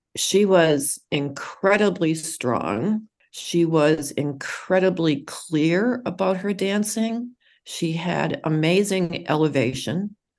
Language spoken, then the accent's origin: English; Boston, Massachusetts, United States; in Boston. That that's where I'm from.